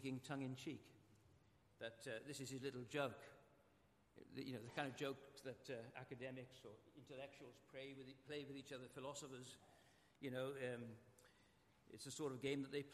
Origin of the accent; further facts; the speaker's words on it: Welsh, Wales, United Kingdom; I'm Welsh